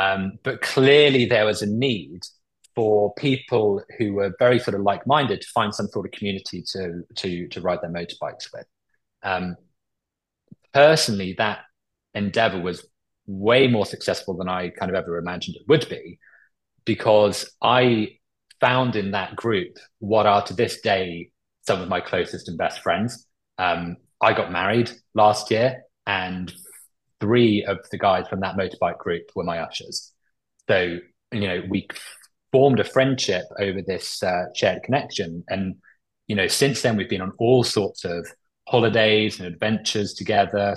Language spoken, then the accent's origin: English; Cornwall, South West England, United Kingdom; now in London, United Kingdom; I grew up in Cornwall